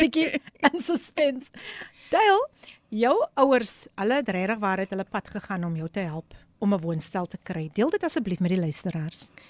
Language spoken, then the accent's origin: Afrikaans; Somerset West, Western Cape, South Africa; Ek is gebore in Somersetwes